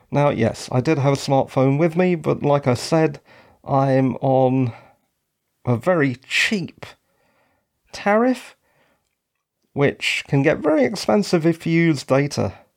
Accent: London, United Kingdom; moved away; I'm actually from London.

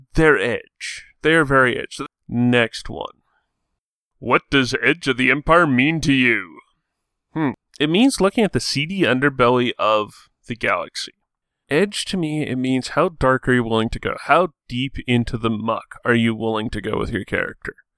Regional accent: Edmonton, Alberta, Canada; I'm from Edmonton, Alberta, Canada, which means, yeah. I'm Canadian

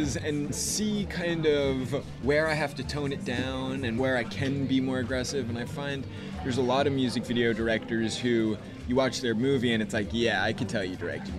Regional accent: United States; I grew up right outside of New York City

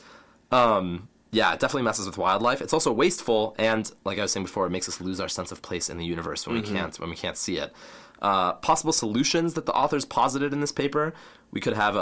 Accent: Kentucky, United States; I grew up in Kentucky

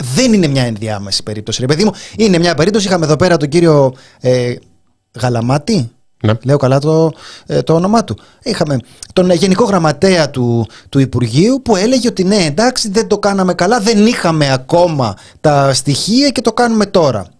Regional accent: Greece; εμένα είναι η πατρίδα μου

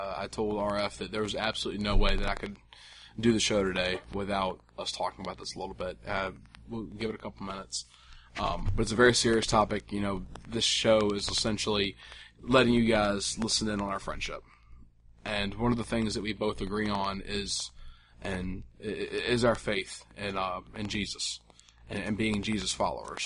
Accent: the South, United States; I'm from the South

